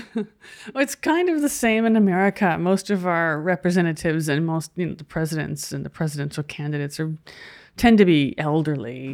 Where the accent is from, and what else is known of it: United States